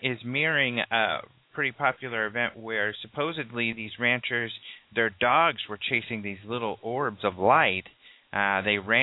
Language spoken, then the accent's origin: English; Colorado, United States; I'm from Colorado. I'm used to ranch country.